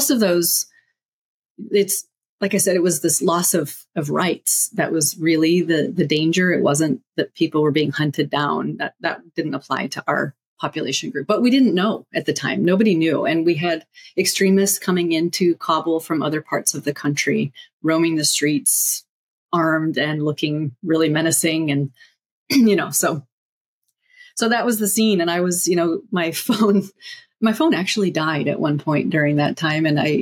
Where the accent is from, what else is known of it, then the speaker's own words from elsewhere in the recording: United States; moved away; also born or lived in Afghanistan; I'm American, but that's the only tie to the US